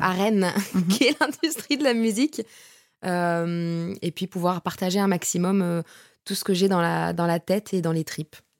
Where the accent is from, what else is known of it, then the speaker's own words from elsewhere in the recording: Bordeaux, Nouvelle-Aquitaine, France; moved away as an adult; now in Paris, France; je suis montée sur Paris parce que de base, je suis de Bordeaux